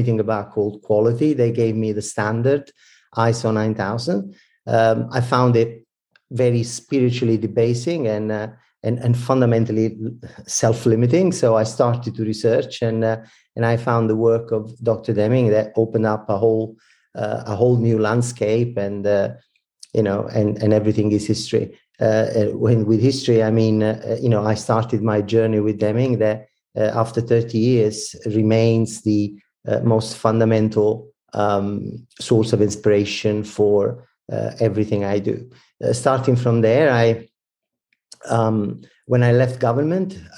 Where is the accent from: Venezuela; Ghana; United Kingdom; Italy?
Italy; accent: Italian; English is a second language; moved away as an adult; also born or lived in New York / Toronto / Milan; now in Victoria, Canada; I'm Italian, as you might probably detect from my accent. But I moved to Northern America 16 years ago